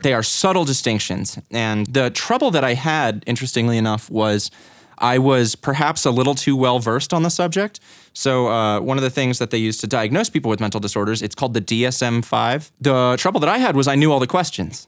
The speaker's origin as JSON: {"language": "English", "town": "Boulder", "region": "Colorado", "country": "United States", "tie": "born or raised there", "also_born_or_lived": "Greeley, Colorado / Longmont, Colorado / Louisville, Colorado / Lafayette, Colorado", "said": "I was born in Greeley, in nineteen ninety-four, I spent most of my time growing up in Boulder, Colorado"}